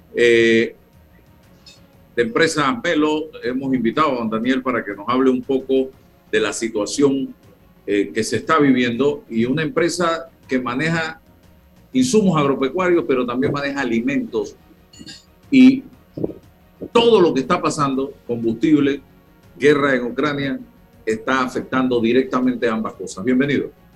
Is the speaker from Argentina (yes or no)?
no; Panama; somos panameños